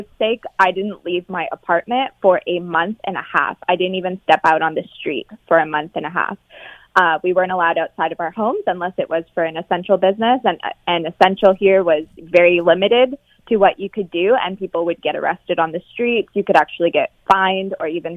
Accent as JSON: {"language": "English", "town": "London", "region": "Ontario", "country": "Canada", "tie": "born or raised there", "moved": "as an adult", "lives_now": "Spain", "said": "So I'm Canadian. I'm actually from London, Ontario, born and raised"}